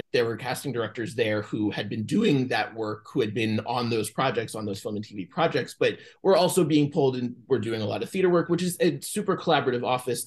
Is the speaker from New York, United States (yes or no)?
yes; Atlantic Beach, New York, United States; now in Los Angeles, United States; I grew up on Long Island in New York, just far Rockaway, a town called Atlantic Beach